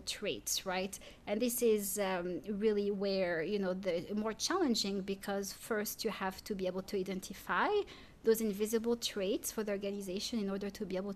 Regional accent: Paris, Île-de-France, France; first language French; English is a second language; moved away as an adult; now in Durham, United States; I'm a city girl too. I grew up in Paris.

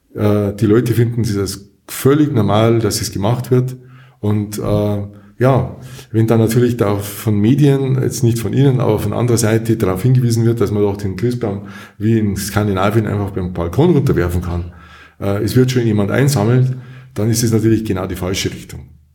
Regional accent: Munich, Bavaria, Germany; moved away as an adult; also born or lived in Kempten / Allgäu; now in Durach, Germany; ich bin aufgewachsen in München, in einem Stadtteil von München

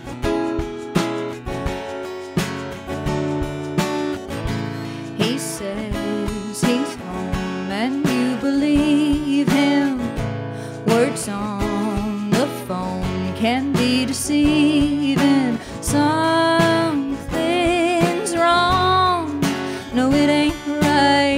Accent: Galax, Virginia, United States; growing up in the Appalachian Mountains and what life was like as a child for me

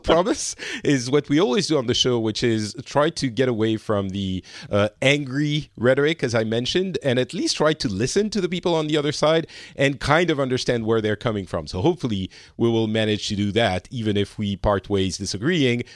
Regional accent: France; now in Finland; I'm currently in Finland, but I'm originally from France

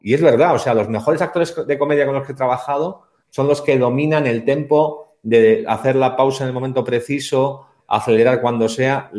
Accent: Basque Country, Spain; somos los dos vascos

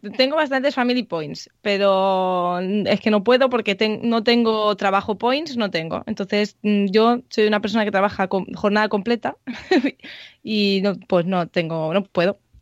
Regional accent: Girona, Catalonia, Spain; soy de Girona

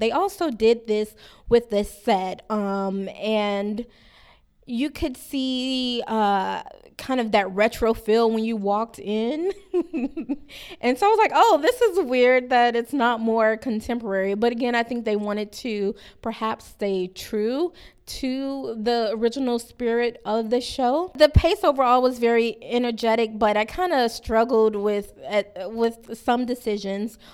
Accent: Miami, Florida, United States; growing up in Liberty City

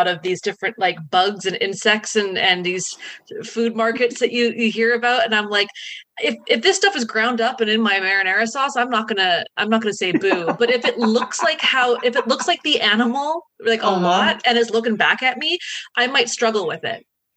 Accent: Canada; I am Canadian

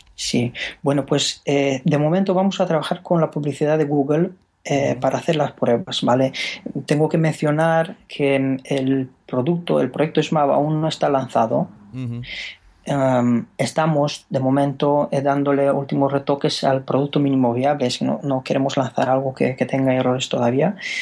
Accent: Romania; Spanish is a second language; moved away as an adult; now in Spain; yo soy rumano

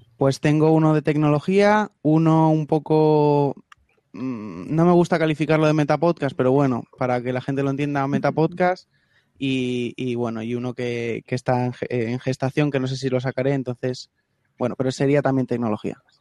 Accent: Alicante, Valencian Community, Spain; soy de España, concretamente de Alicante

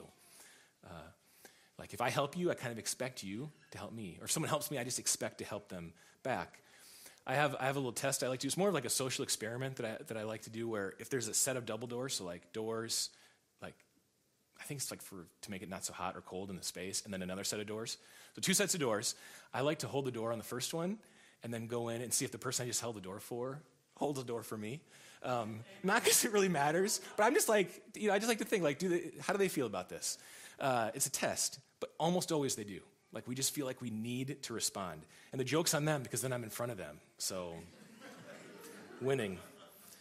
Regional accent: United States; I'm an American

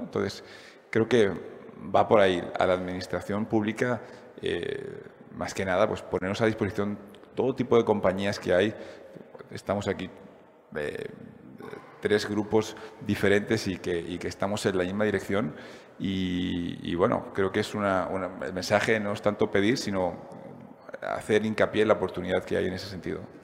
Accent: Valencian Community, Spain; como valenciano

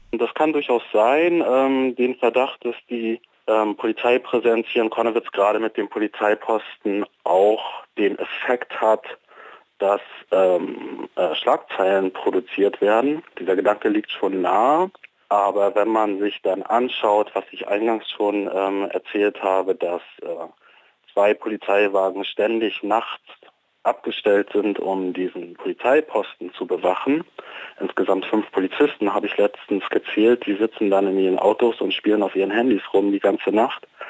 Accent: Leipzig, Saxony, Germany; als Leipziger

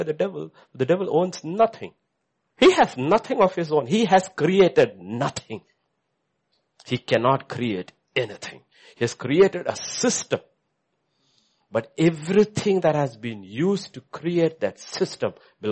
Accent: India; as an Indian

